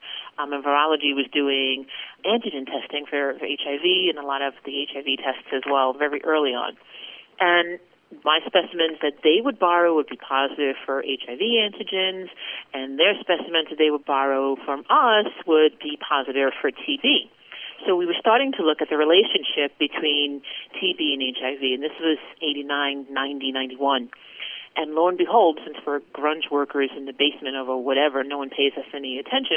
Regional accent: New York, United States; I was born and raised in New York

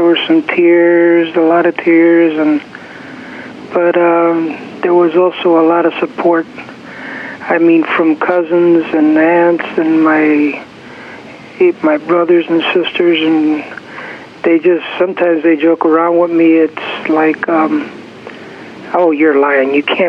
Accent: Chicago, Illinois, United States; now in San Francisco, United States; Chicago, Illinois.

